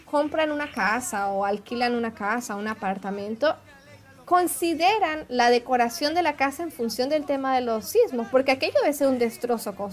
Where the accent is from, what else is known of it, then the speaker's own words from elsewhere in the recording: Santiago, Santiago Metropolitan Region, Chile; accent: santiaguina; now in Brazil; Yo soy capitalina de Santiago. De Santiago.